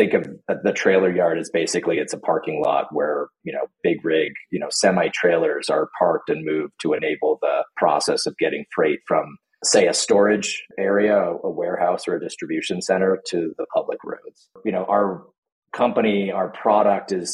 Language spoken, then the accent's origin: English; California, United States; moved away as an adult; also born or lived in Bay Area; now in Colorado, United States; I'm born and raised in California, at least for the most part